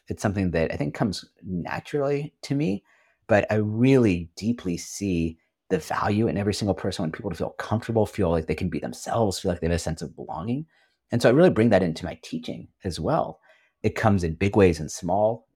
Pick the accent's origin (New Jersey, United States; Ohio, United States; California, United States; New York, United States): California, United States; Silicon Valley Bay Area; moved away as an adult; also born or lived in Washington, D.C.; I grew up in the Silicon Valley Bay Area, United States